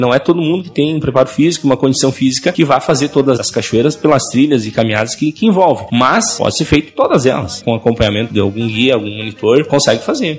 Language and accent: Portuguese; Derrubadas, Rio Grande do Sul, Brazil; eu sou de Derrubadas, no extremo noroeste do Rio Grande do Sul e é a terra do Salto Yucumã